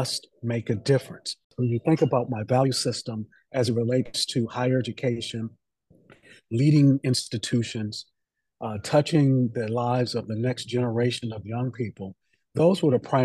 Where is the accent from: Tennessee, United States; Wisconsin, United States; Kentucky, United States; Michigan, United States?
Michigan, United States; Detroit; I grew up in Detroit